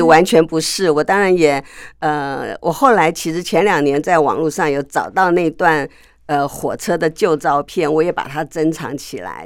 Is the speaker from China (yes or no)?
no; between Gongguan and Jingmei, Taipei, Taiwan; 我小的时候住在公馆旁边一点，嗯。就是不到景美，在景美跟公馆中间